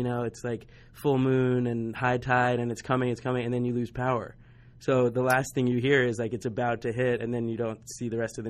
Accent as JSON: {"language": "English", "region": "New Jersey", "country": "United States", "moved": "yes", "said": "So I'm from New Jersey. All my family's in New Jersey and New York."}